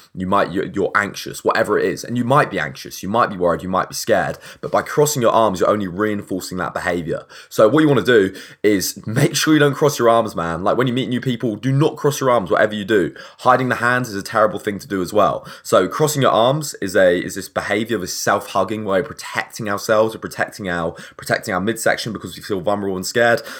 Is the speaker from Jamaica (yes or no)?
no; England, United Kingdom; I'm English